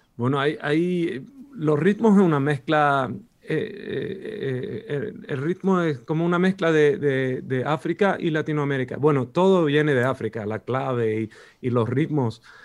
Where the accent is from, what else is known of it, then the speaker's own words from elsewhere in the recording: Sweden; Spanish is a second language; los dos somos suecos